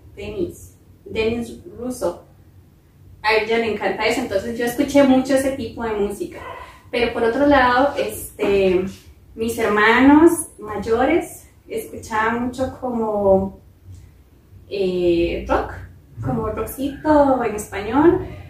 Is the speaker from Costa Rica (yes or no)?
yes; San Isidro de El General, San José, Costa Rica; yo soy de Pérez Celedón, este, allá en nuestra casa en Pérez Celedón